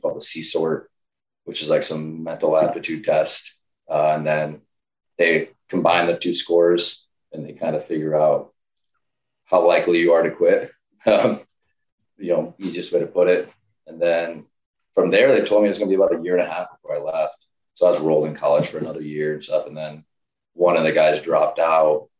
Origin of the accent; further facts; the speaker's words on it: southern rural Michigan, United States; I grew up in a small town in Michigan, South Rural Michigan